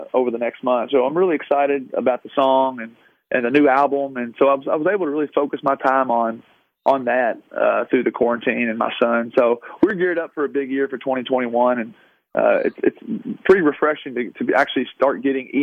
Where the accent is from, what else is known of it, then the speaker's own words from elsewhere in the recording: Louisville, Kentucky, United States; moved away; it was my hometown